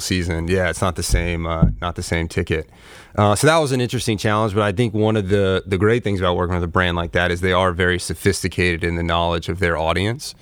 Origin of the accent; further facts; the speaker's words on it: North Florida, United States; I grew up in North Florida